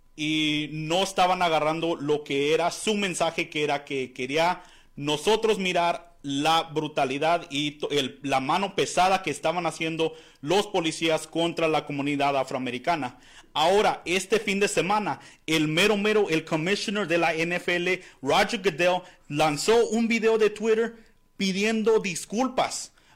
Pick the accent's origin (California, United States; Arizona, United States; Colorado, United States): Arizona, United States; soy de aquí de Arizona